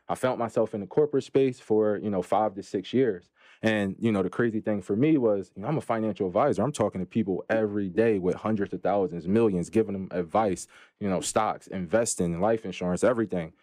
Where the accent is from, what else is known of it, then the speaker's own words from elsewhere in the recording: Philadelphia, Pennsylvania, United States; I'm from Philadelphia, P A, Philly in the building